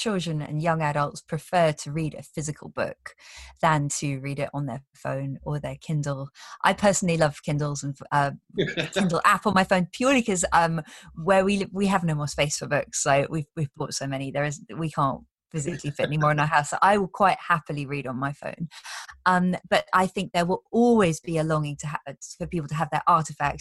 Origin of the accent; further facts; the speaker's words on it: Brussels, Brussels-Capital Region, Belgium; moved away; I grew up in Belgium, in Brussels.